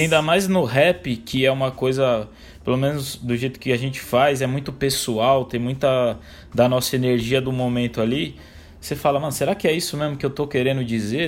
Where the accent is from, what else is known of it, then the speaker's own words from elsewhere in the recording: São Paulo, Brazil; sou um rapaz aqui de São Paulo capital, 30 anos de idade